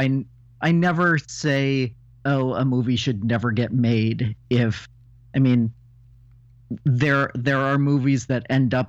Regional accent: Los Angeles, California, United States; now in Oregon, United States; I grew up in Southern California

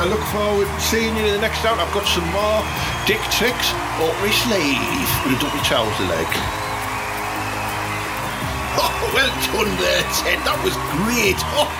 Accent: Portsmouth, South East England, United Kingdom; We're allowed because, like, we grew up there in a rough end, didn't we?

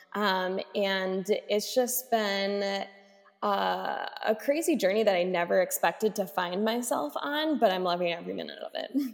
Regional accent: Racine, Wisconsin, United States; I started doing some advocacy work in my hometown of Racine

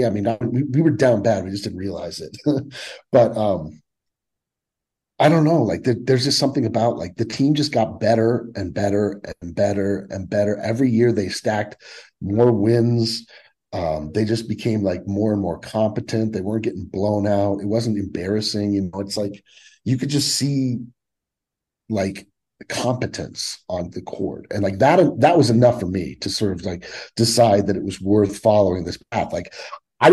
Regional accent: Fort Collins, Colorado, United States; When I was a kid growing up in Fort Collins, which is like an hour north of Denver

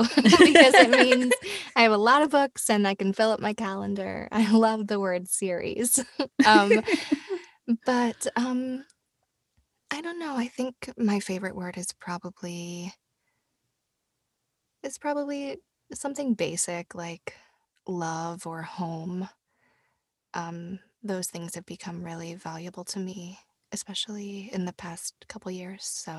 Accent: Tennessee, United States; Right. I'm from Tennessee, which is very close to Georgia. But yeah, I grew up in Tennessee.

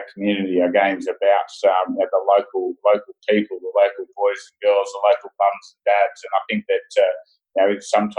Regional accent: Australia; as Australians and as Australian supporters

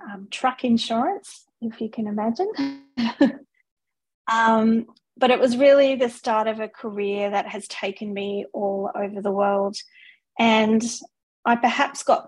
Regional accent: Australia; moved away as an adult; also born or lived in Singapore / United Kingdom; now in New Zealand; I am Australian

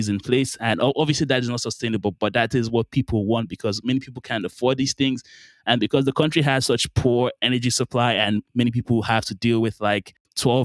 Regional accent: Nigeria; moved away; also born or lived in Qatar; so I'm Nigerian, I'm from Nigeria. I lived there for quite a while, and then my family moved to a country called Qatar in the Middle East.

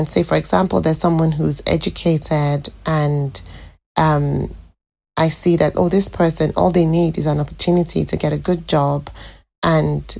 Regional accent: Nigeria; moved away as an adult; now in British Columbia, Canada; I'm a Nigerian currently living in British Columbia, Canada. I moved to Canada 10 years ago from Nigeria

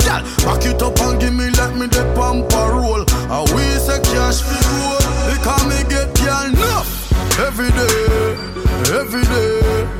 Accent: Jamaica; I'm a Jamaican, I am a Jamaican.

